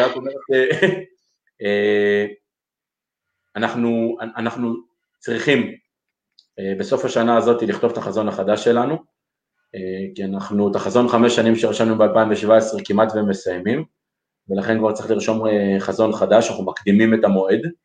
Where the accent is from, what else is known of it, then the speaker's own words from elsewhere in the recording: Lod, Central District, Israel; נולדנו והתחנכנו בעיר לוד